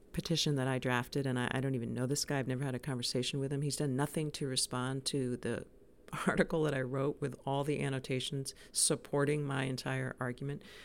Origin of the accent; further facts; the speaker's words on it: New York City, New York, United States; now in Cape Elizabeth, United States; I was born in New York, and I have family live there